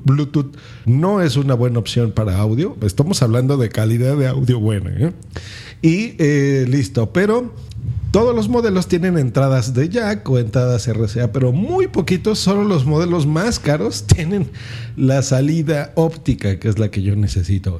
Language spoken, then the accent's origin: Spanish; Mexico; aquí en mi país, en México